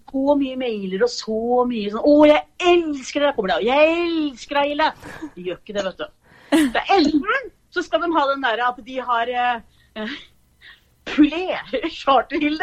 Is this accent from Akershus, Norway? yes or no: yes; Asker, Akershus, Norway; moved away as an adult; also born or lived in Horten; now in Fredrikstad, Norway; Jeg er egentlig fra Asker